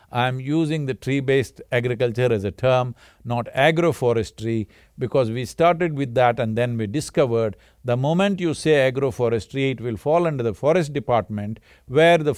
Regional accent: Karnataka, India; Cauvery because I grew up around Cauvery.

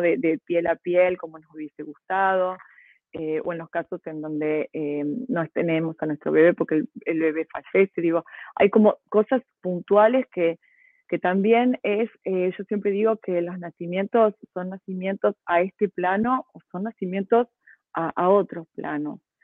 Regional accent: Córdoba, Argentina; yo soy cordobesa, mi abuela cordobesa de las sierras

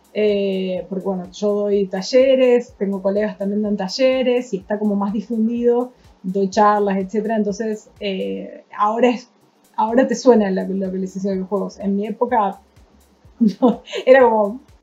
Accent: San Francisco, Córdoba, Argentina; de San Francisco, Córdoba

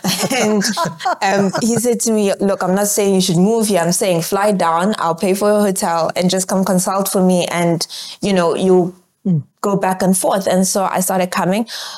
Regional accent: Johannesburg, Gauteng, South Africa; I don't have time for this nonsense because I'm from Joburg. We don't have these problems anymore in Joburg

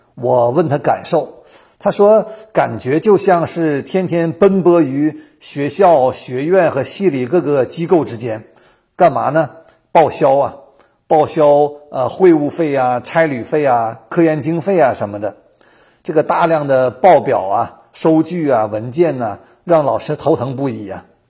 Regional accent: China; now in United States; 我们中国人从初一过节过到十五啊

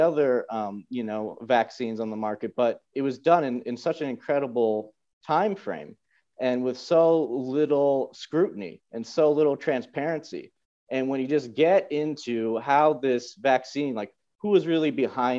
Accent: United States; moved away as an adult; also born or lived in Bashkortostan, Russia; now in Moscow, Russia; as an American

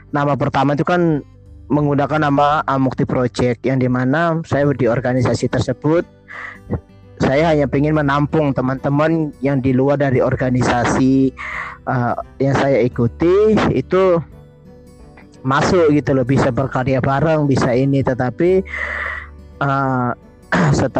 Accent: Kupang, East Nusa Tenggara, Indonesia; moved away as an adult; kali saya menginjak Surabaya saya kuliah uh, kuliah di tahun 2012 itu banyak yang kamu dari mana oh saya dari ini saya dari Kupang dari Nusa Tenggara Timur

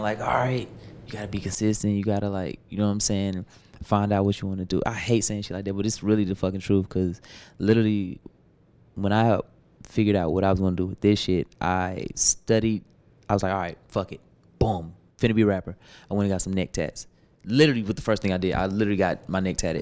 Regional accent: Atlanta, Georgia, United States; I'm from Atlanta

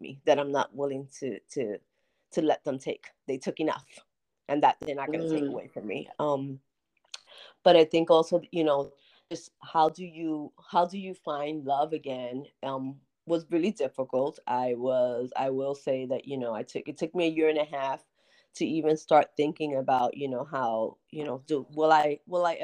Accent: United States; also born or lived in North New Jersey; I'm from the Bronx. From North New Jersey

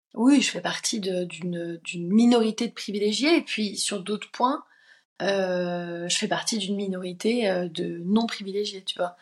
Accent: Paris, Île-de-France, France; J'habitais dans le dans, le 13e à, cette époque-là

